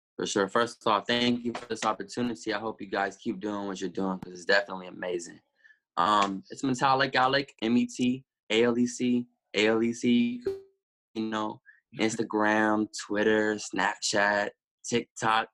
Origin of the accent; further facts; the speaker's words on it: Little Rock, Arkansas, United States; also born or lived in Denton, Texas; I was born in Denton, but when I was six months old, I moved to Little Rock